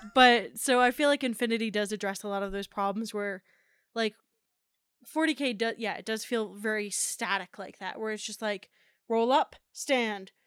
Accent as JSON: {"language": "English", "region": "New Jersey", "country": "United States", "tie": "born or raised there", "moved": "yes", "said": "growing up in New Jersey"}